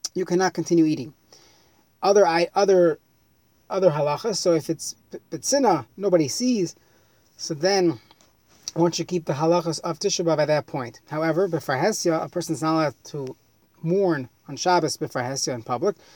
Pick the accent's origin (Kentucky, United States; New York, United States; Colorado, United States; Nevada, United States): New York, United States; I grew up in New York